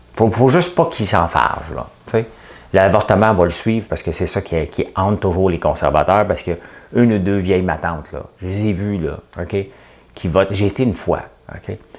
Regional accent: Montreal, Quebec, Canada; je suis montréalais

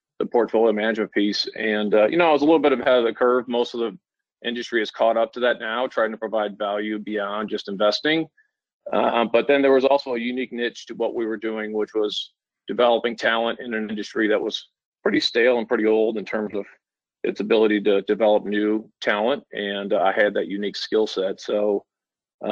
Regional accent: Washington, Missouri, United States; also born or lived in St. Louis; I was born and raised in Washington, Missouri, small town about 45 minutes

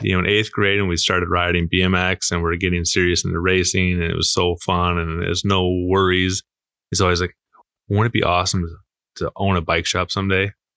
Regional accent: Marshfield, Wisconsin, United States; now in La Crosse, United States; I'm from Marshfield, Wisconsin

